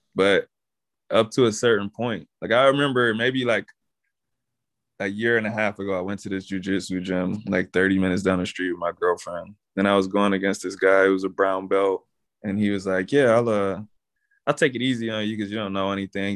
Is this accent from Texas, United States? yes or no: yes; Texas, United States; I'm from Texas